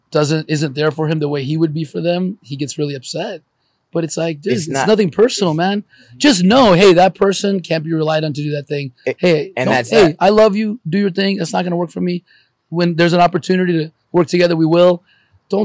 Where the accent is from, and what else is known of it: Los Angeles, California, United States; born or raised there; also born or lived in Ukraine / Columbus, Ohio